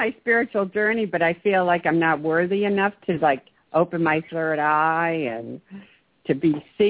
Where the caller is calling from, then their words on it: Maryland, United States; I'm calling from Maryland.